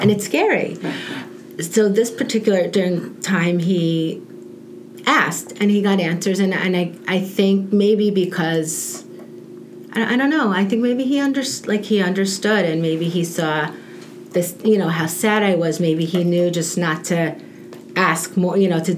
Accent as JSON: {"language": "English", "region": "New York", "country": "United States", "moved": "yes", "said": "We're from New York"}